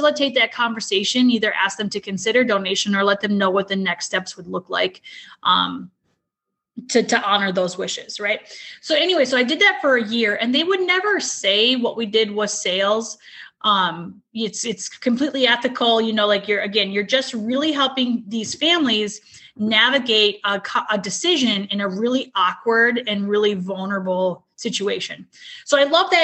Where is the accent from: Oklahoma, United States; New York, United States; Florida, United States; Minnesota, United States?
Minnesota, United States; moved away as an adult; now in Alabama, United States; I'm from Minnesota, lived there my whole life, and recently relocated to Alabama with my family about 3 years ago